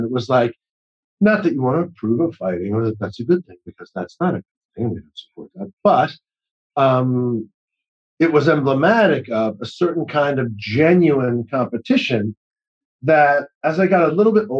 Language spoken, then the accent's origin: English; New England, United States; I grew up in New England.